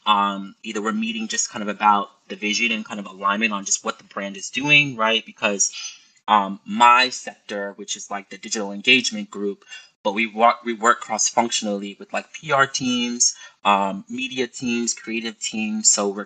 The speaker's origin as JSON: {"language": "English", "town": "Boston", "region": "Massachusetts", "country": "United States", "tie": "born or raised there", "also_born_or_lived": "New York City", "moved": "as an adult", "said": "when I moved to New York City, I probably was about 19 or 20 years old, and I grew up in Boston, right?"}